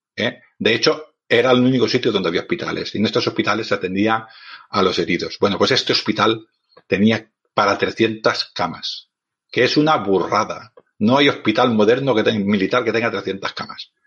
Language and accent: Spanish; Barcelona, Catalonia, Spain; yo soy un hombre de ciudad, soy de Barcelona